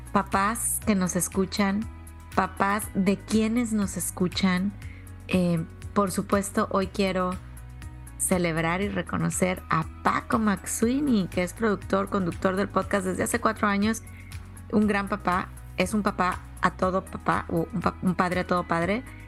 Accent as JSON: {"language": "Spanish", "country": "Mexico", "said": "yo soy originaria de México"}